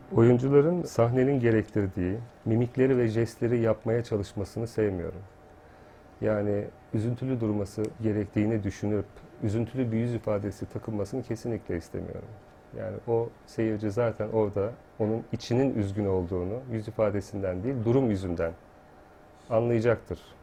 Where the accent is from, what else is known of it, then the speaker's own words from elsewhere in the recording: Yenice, Çanakkale, Turkey; moved away; Ben 2 yaşındayken, ablam da 6 yaşındaydı. Yenice'ye taşındık.